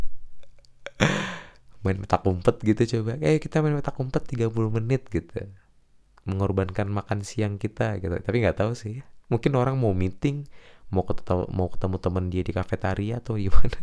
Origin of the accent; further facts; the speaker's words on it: Jakarta, Indonesia; Gua kecil di Jakarta sih, jadinya kayak nggak dapet logat Tegal